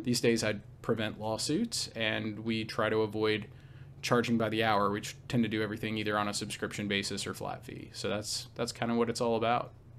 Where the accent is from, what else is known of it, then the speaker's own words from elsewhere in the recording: Nashville, Tennessee, United States; also born or lived in Raleigh, North Carolina; I'm from, uh, near Nashville, Tennessee, so kind of, uh, the heartland of, of the, uh, southeastern United States.